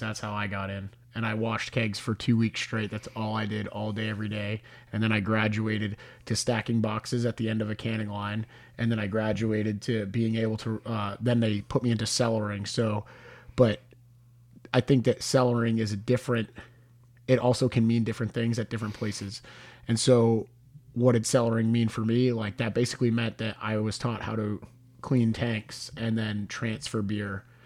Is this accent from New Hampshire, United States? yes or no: yes; Hooksett, New Hampshire, United States; I'm from Hooksett